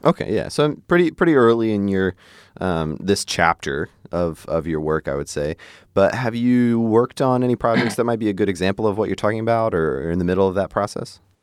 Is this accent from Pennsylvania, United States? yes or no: yes; Hershey, Pennsylvania, United States; I grew up in Hershey, Pennsylvania, so it's like, that's where they make the candy